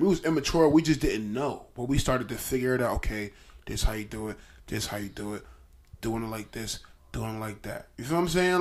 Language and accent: English; Trenton, New Jersey, United States; I'm from Trenton, New Jersey.